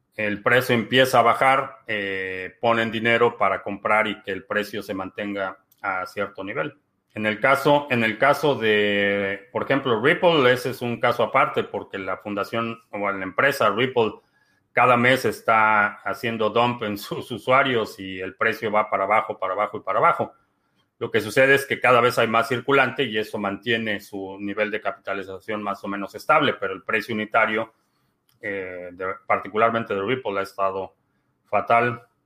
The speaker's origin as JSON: {"language": "Spanish", "country": "Mexico", "tie": "born or raised there", "said": "nací y crecí en México"}